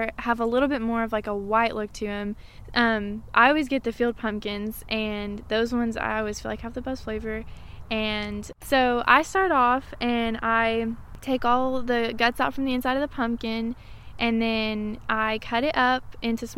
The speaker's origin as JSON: {"language": "English", "town": "Maryville", "region": "Tennessee", "country": "United States", "tie": "born or raised there", "said": "I was born and raised here in Maryville"}